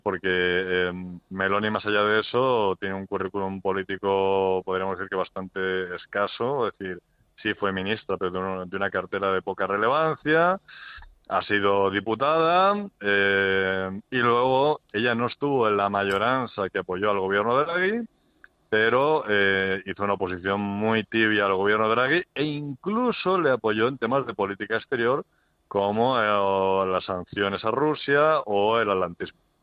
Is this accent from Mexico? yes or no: no; Spain